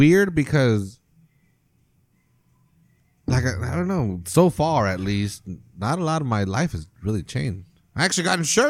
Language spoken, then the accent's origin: English; United States; I'm raised in this, I'm coddled, I'm an American